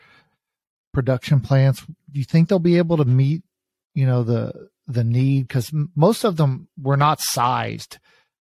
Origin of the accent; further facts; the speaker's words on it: East Texas, United States; I'm from East Texas